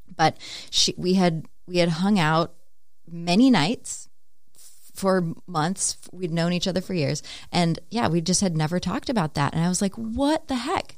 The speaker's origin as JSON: {"language": "English", "town": "Stillwater", "region": "Minnesota", "country": "United States", "tie": "born or raised there", "also_born_or_lived": "Denver, Colorado", "moved": "as an adult", "said": "I grew up in Stillwater, Minnesota, so just outside the Twin Cities"}